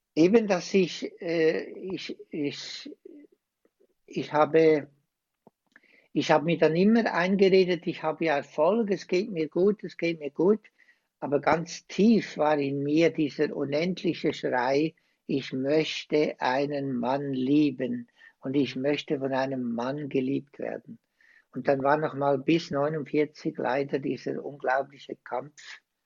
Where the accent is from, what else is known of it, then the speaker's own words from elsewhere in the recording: Switzerland; accent: Swiss; now in Osnabrück, Germany; Ich bin ein Schweizer, wie ihr alle hört